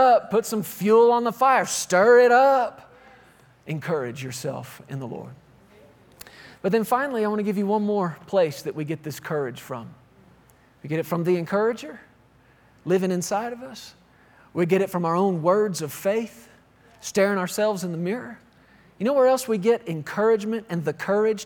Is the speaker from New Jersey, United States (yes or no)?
no; Texas, United States; I grew up in Texas